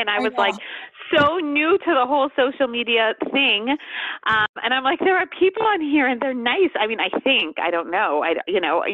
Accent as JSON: {"language": "English", "town": "Montreal", "region": "Quebec", "country": "Canada", "also_born_or_lived": "tri-state area (New York area), United States", "moved": "yes", "lives_now": "United States", "said": "we live in the tri-state area, but I'm actually from Montreal. That's why I say Montreal"}